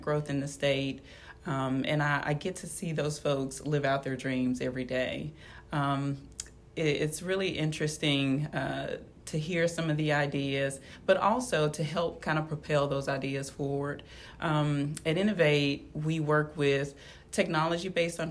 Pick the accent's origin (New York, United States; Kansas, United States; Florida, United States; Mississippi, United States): Mississippi, United States; Clinton; I grew up in Clinton, Mississippi